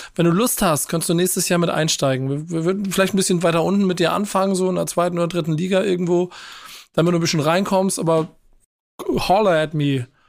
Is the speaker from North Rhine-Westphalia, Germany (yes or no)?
no; Hamburg, Germany; hier als Hamburger